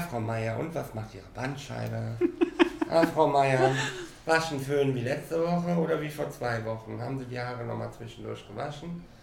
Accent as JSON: {"language": "German", "town": "Cologne", "region": "North Rhine-Westphalia", "country": "Germany", "moved": "yes", "lives_now": "Mallorca, Spain", "said": "Ich ähm, bin ja aus Köln"}